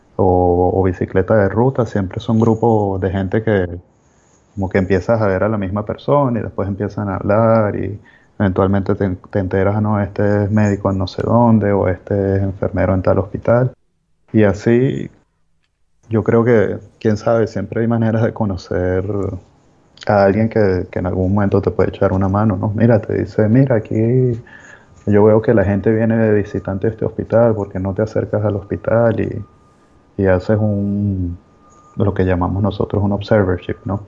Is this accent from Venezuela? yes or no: yes; Venezuela; moved away as an adult; yo soy médico de Venezuela